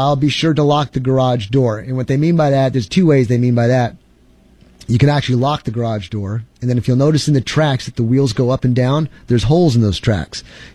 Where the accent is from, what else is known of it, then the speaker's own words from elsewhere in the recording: New York, United States; now in Texas, United States; I'm originally from New York